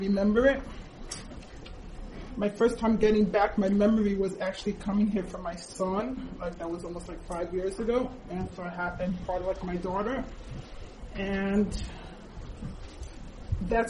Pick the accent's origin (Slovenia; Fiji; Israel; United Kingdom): Israel; also born or lived in United States; I moved when I was 7 years old to Israel